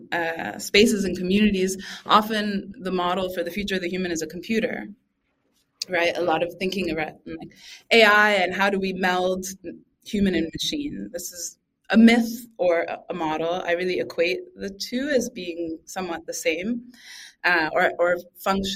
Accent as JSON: {"language": "English", "town": "Boston", "region": "Massachusetts", "country": "United States", "tie": "born or raised there", "said": "I grew up in Boston"}